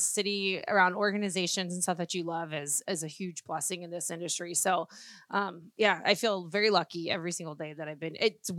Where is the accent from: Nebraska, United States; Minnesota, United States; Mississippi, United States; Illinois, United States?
Illinois, United States; Chicago; moved away as an adult; growing up in Chicago